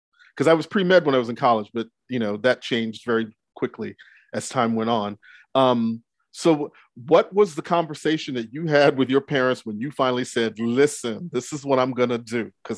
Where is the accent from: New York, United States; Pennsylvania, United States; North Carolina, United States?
New York, United States; Brooklyn; born there; also born or lived in Texas; I'm first generation American. I was born in Brooklyn, but moved to Texas.